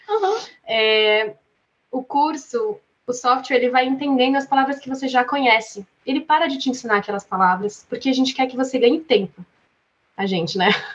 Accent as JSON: {"language": "Portuguese", "town": "Atibaia", "region": "São Paulo", "country": "Brazil", "tie": "born or raised there", "said": "sou brasileira, natural de Atibaia, São Paulo"}